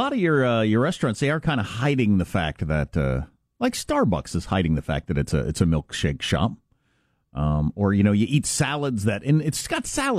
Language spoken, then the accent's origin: English; Wisconsin, United States; I'm from Wisconsin